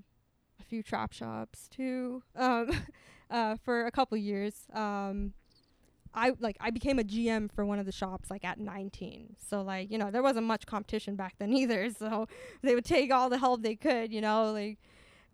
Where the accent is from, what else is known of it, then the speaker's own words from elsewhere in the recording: Pasadena, California, United States; my hometown, Pasadena